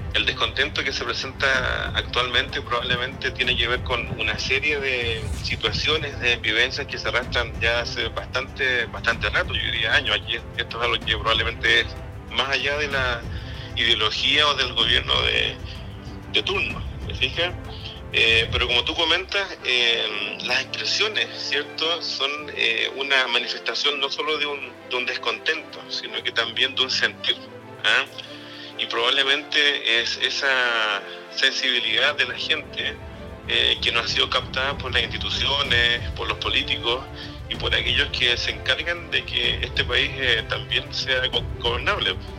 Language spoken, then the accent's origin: Spanish; Chile; somos todos chilenos